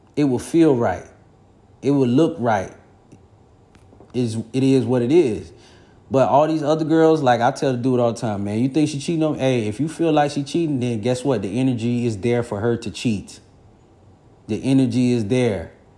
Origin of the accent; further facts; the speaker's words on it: Florida, United States; I'm from Florida